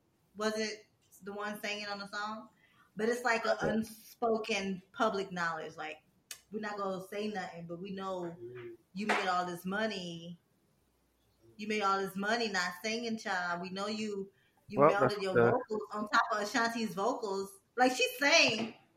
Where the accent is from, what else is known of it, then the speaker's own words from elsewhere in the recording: Louisiana, United States; And I'm from Louisiana, but I live in Georgia. And I honestly, whoever I hang with the most, I started talking like them, like without even realizing it.